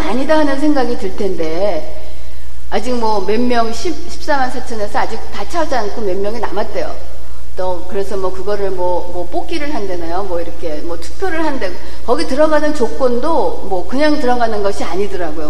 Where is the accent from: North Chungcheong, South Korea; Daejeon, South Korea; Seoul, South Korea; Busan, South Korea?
Seoul, South Korea; moved away; 저는 사실 강남 출신이 아니고 강북 출신이거든요